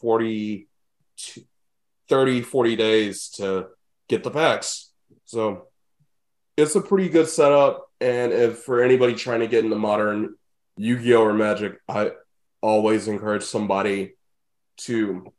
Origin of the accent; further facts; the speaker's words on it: Indianapolis, Indiana, United States; I'm from Indy